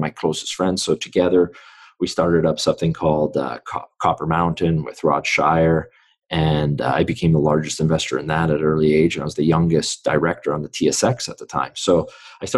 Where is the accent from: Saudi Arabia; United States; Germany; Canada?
Canada; Vancouver, British Columbia; born in Vancouver. So I grew up in East Vancouver.